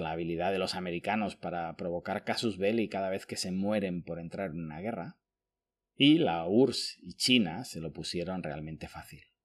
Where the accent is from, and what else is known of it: Spain; born or raised there